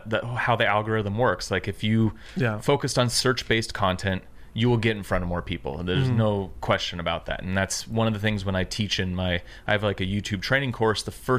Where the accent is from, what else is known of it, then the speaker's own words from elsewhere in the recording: Tacoma, Washington, United States; No, so I grew up in Seattle, south of Seattle, a place called Tacoma